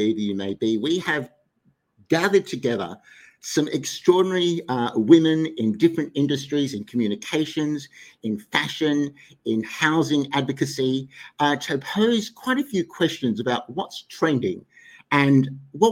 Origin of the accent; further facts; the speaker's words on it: Sydney, New South Wales, Australia; in Sydney, my hometown